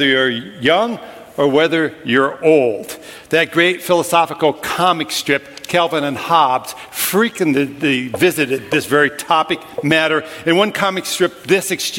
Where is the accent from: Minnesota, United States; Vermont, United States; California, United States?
Minnesota, United States; I grew up in Minnesota, land of 10,000 lakes in which you can drown.